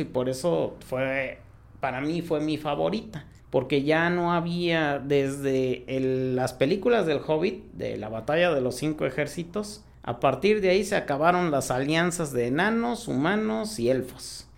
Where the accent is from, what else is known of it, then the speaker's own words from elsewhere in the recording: Mexico; also born or lived in Hidalgo; los que somos de México